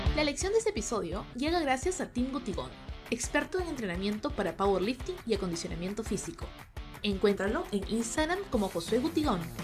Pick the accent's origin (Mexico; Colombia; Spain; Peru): Peru; moved away; como peruanas y latinas que estamos fuera de nuestros países